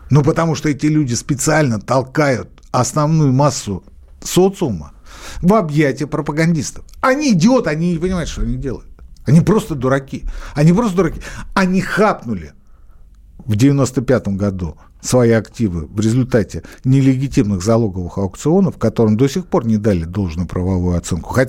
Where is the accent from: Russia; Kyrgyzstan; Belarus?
Belarus; Я еще поляк. Я скорее белорус. Я скорее белорус.